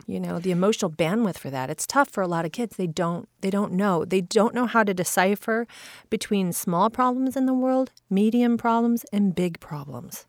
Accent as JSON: {"language": "English", "region": "Midwest", "country": "United States", "tie": "born or raised there", "said": "I grew up in the Midwest"}